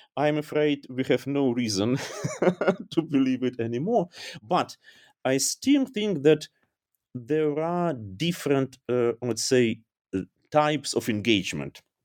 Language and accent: English; Dnipro, Dnipropetrovsk Oblast, Ukraine; English is a second language; moved away as an adult; also born or lived in Kyiv / Berlin; now in Germany; my hometown